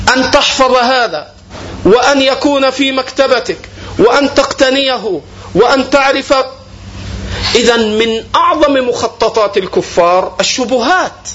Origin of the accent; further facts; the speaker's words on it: Egypt; عندنا في مصر